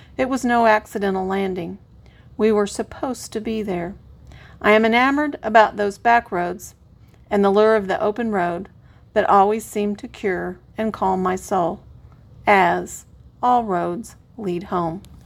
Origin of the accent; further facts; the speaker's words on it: Aurora, United States; with the utmost love and devotion to my hometown